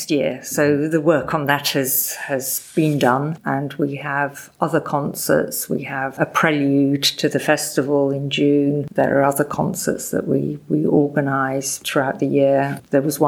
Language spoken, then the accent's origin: English; England, United Kingdom; accent: English; moved away as an adult; now in France; I have a very strong English accent